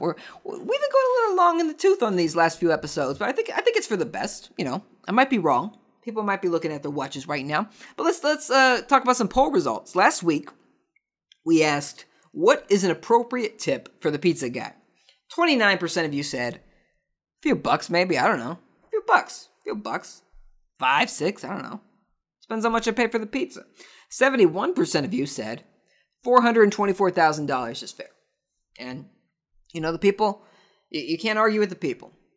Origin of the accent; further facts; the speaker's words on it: United States; I'm an American